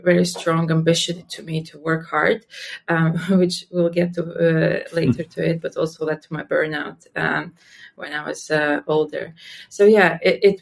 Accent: Latvia; I was born and raised in Latvia.

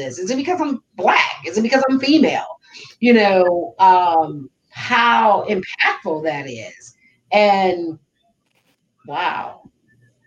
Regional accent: Detroit, Michigan, United States; moved away as an adult; now in Southern United States; I'm from Detroit

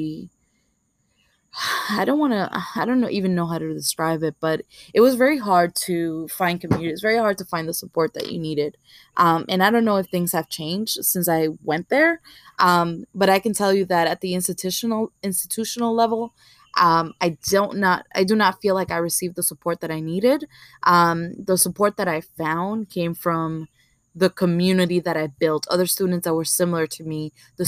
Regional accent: New York City, New York, United States; growing up in Marcy Projects, I was always surrounded by Black and Latinos

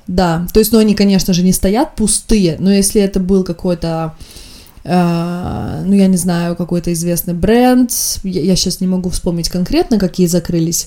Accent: Estonia; я из Эстонии

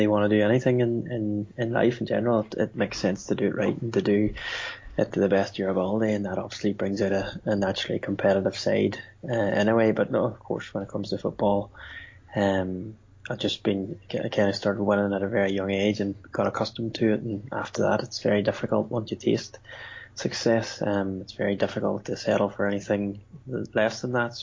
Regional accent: Limavady, Northern Ireland, United Kingdom; I grew up in Limavady, that's where our family are from

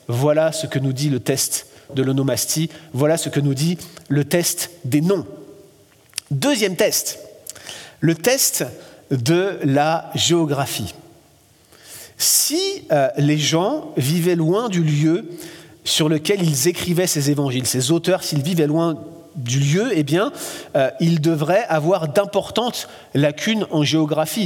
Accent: France; accent: French; now in Quebec, Canada; Je suis français, vous m'avez tout de suite reconnu grâce à mon accent

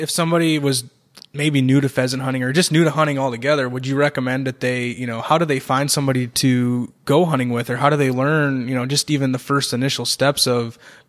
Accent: Minnesota, United States; I grew up in Minnesota

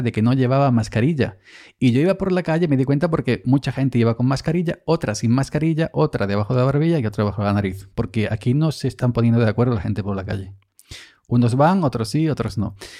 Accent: Andalusia, Spain; estaba yo en mi siesta andaluza típica

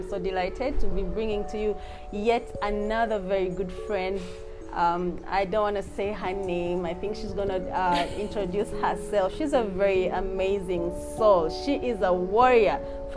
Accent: Uganda; I love my home country too

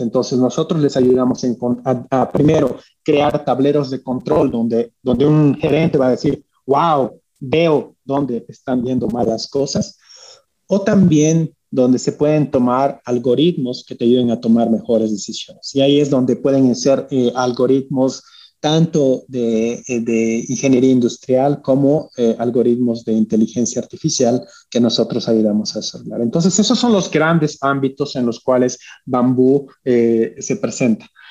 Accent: Bolivia; moved away; also born or lived in United States / Switzerland; como bolivianos somos, eh, venimos de un país pequeño

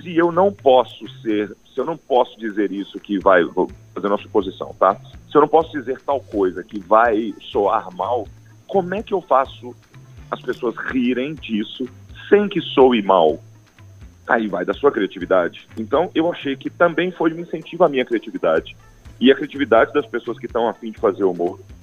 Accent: Goiás, Brazil; eu sou de Goiás

